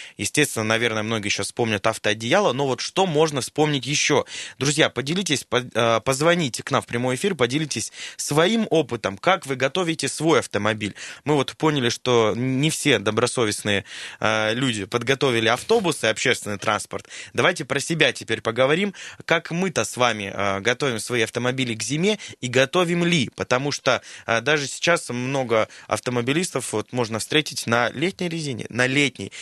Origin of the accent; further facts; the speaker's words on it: Siberia, Russia; мы, сибиряки, друзья из Красноярска